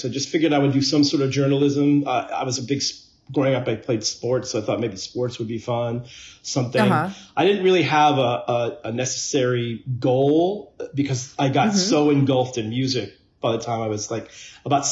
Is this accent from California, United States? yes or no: yes; Los Angeles, California, United States; I grew up in Woodland Hills, California